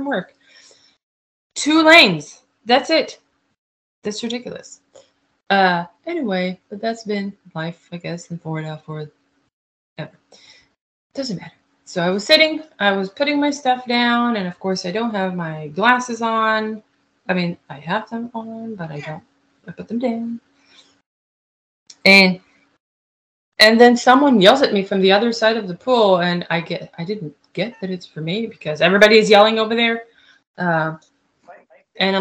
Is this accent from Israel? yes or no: yes; Israel; English is a second language; also born or lived in Fort Wayne, Indiana; now in United States; originally I'm from Israel